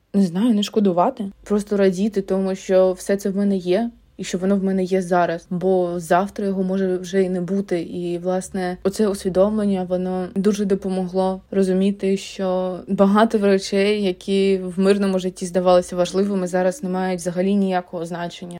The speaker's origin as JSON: {"language": "Ukrainian", "country": "Ukraine", "second_language": "Ukrainian", "said": "я українка"}